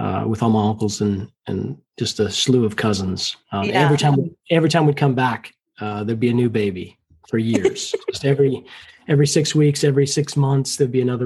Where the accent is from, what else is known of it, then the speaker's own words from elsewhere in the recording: Greenville, North Carolina, United States; also born or lived in Spartanburg, South Carolina / Madrid, Spain; So I grew up basically in North Carolina. I was born in Spartanburg, South Carolina.